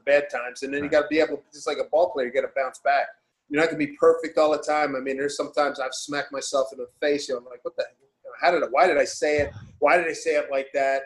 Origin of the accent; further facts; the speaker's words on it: Philadelphia, Pennsylvania, United States; moved away as an adult; also born or lived in New York; now in Seattle, United States; I'm from Philly